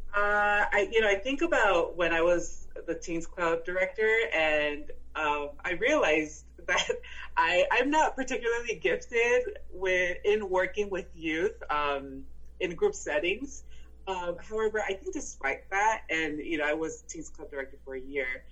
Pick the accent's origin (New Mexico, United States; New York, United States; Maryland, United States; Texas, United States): Texas, United States; El Paso; first language Spanish; English is a second language; moved away as an adult; also born or lived in South Korea / Fairfax, Virginia; now in Alexandria, United States; I was born and raised in El Paso, Texas, which is a border city with Ciudad Juarez in Mexico.